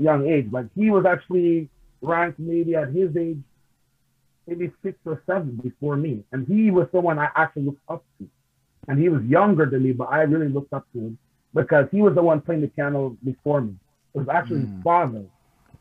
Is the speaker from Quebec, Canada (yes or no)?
yes; Montreal, Quebec, Canada; also born or lived in Queens, New York; growing up in Montreal